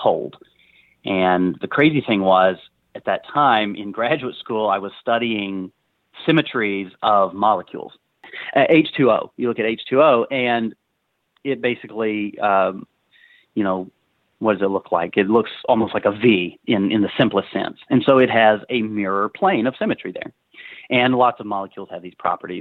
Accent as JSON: {"language": "English", "region": "Arkansas", "country": "United States", "tie": "born or raised there", "said": "growing up in Arkansas in the shadow of this monster state"}